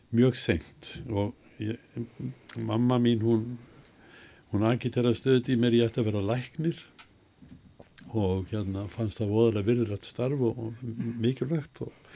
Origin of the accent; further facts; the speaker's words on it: Reykjavík, Capital Region, Iceland; also born or lived in Sweden; ég fættur og upp alveg í Reykjavík